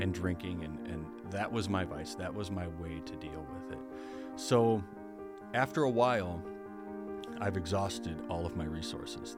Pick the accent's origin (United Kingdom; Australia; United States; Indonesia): United States; Berrien Springs, Michigan; I was born and raised in Berrien Springs